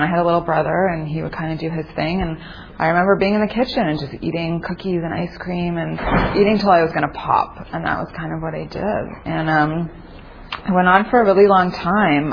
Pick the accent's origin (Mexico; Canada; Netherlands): Canada; Toronto, Ontario; moved away as an adult; also born or lived in East Coast; now in Los Angeles, United States; I'm from the East Coast and I from Toronto actually and I moved out here 2002